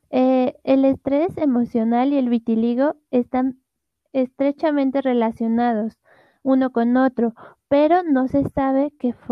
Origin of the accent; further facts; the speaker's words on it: Ecuador; tengo 18 años, soy de Ecuador, actualmente estudio odontología.